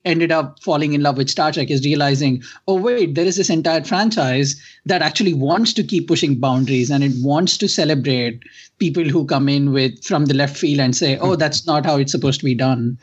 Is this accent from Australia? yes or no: no; India; growing up in India